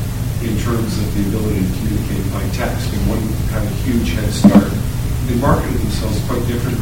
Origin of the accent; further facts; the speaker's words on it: Canada; I'm from Canada